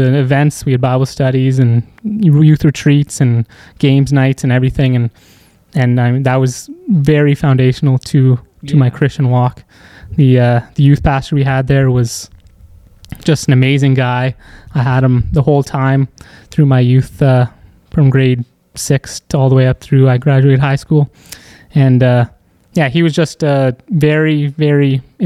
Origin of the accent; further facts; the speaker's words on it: Aurora, Ontario, Canada; I grew up in Aurora stuff, pretty suburban.